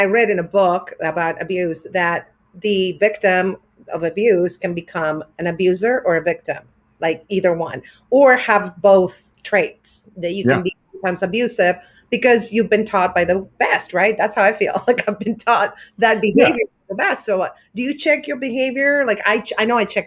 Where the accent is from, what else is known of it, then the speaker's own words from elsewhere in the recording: Argentina; moved away as an adult; I moved from Argentina to here in my early 20s to be away from my mom